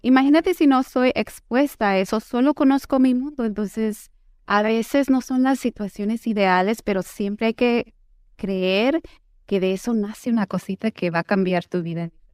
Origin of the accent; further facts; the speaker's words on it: Houston, Texas, United States; moved away as an adult; also born or lived in Mexico / New York / Miami; yo nací y crecí en Houston, pero de niña pasé mucho tiempo en México porque mi familia es de México